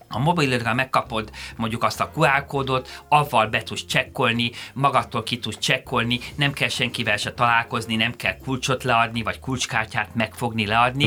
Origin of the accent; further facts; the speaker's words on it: Hungary; én magyarként